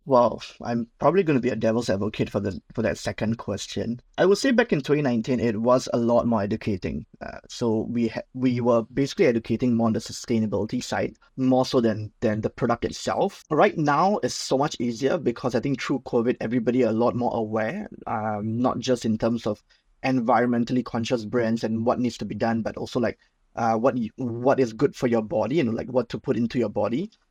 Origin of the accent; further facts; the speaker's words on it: Singapore; I'm Singaporean, born and bred